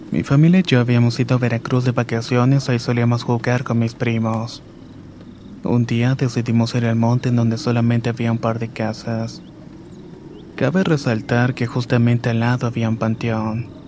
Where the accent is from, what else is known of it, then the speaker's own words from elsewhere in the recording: Puerto Armuelles, Chiriquí, Panama; Soy de Panamá y vivo en un puerto llamado Puerto Muelles.